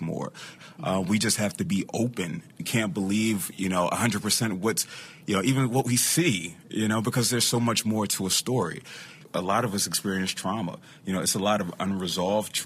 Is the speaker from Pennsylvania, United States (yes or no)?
yes; Philadelphia, Pennsylvania, United States; I'm from Philadelphia